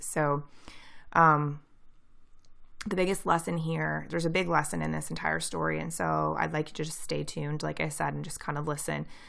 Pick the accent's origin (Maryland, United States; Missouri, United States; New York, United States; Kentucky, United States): Missouri, United States; near St. Louis; I'm from Saint Louis, Missouri. Or, like, near Saint Louis, Missouri